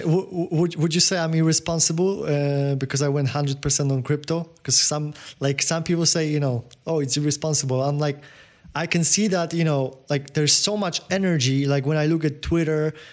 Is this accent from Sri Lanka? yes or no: no; Poland; accent: Polish; English is a second language; my accent, you know the Pol- Polak crazy Polak accent